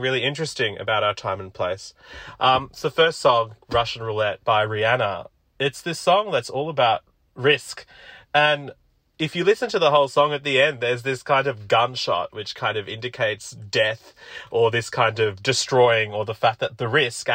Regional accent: Sydney, New South Wales, Australia; also born or lived in Sri Lanka / Ashfield, Sydney; we moved to Auburn in Western Sydney, and that's where I grew up

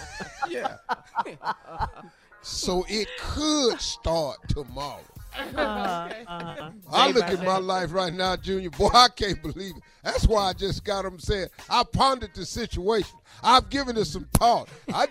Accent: Cleveland, Ohio, United States; Because Isaiah's 61. I'm 65. He from Chicago. I'm from Cleveland.

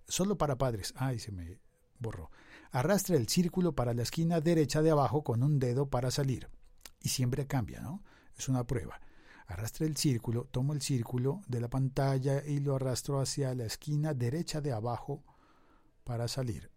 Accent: Colombia

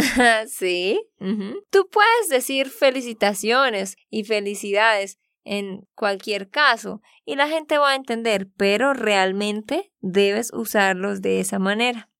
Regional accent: Santander, Colombia; de Santander, Colombia

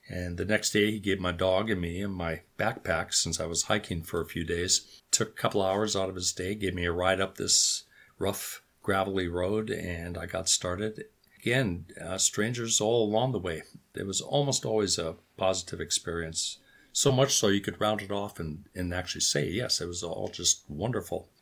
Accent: North Dakota, United States; grew up on a farm, which is where I'm sitting right now.

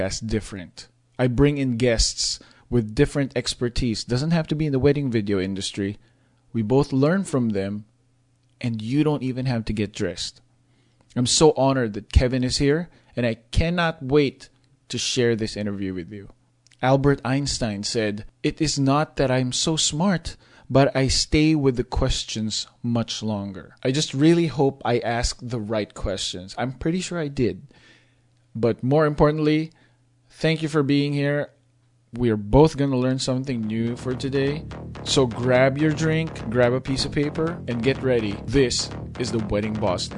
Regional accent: Philippines; I grew up in the Philippines

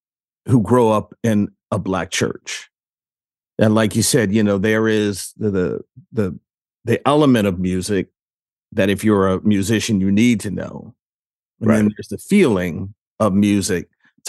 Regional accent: Detroit, Michigan, United States; I grew up in Detroit

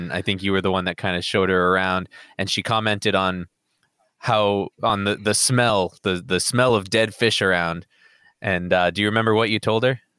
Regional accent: New Hampshire, United States; now I am living in like the one town that's probably smaller than the one I grew up in in New Hampshire.

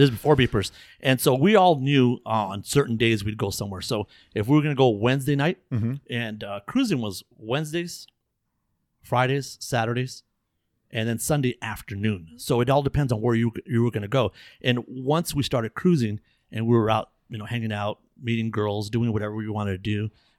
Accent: Los Angeles, California, United States; And we came from Echo Park.

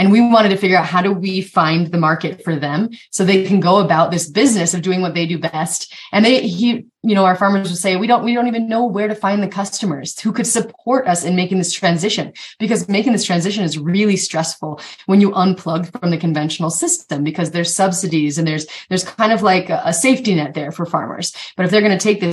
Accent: Eastern Montana, United States; I grew up in Eastern Montana

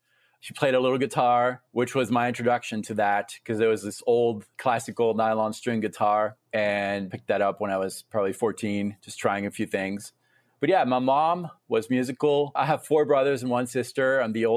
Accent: France; also born or lived in Tennessee; now in Fort Collins, United States; I was born in France.

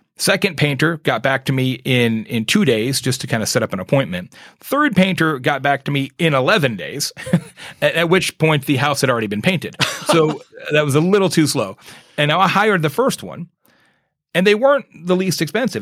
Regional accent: Arizona, United States; moved away as an adult; growing up in Arizona, I spent the first forty years of my life there

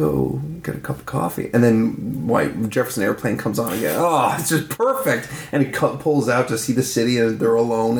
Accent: Newfoundland and Labrador, Canada; I'm from Newfoundland.

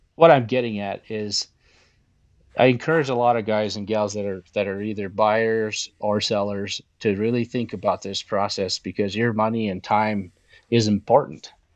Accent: the West, United States; moved away; I'm from the West

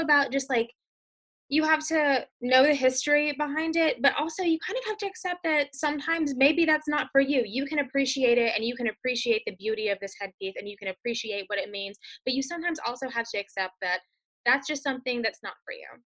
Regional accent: Mississippi, United States; I grew up in Mississippi

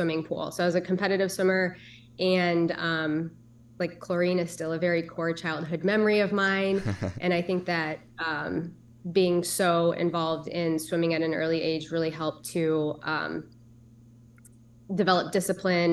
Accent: Cedar Rapids, Iowa, United States; I grew up in Cedar Rapids, Iowa

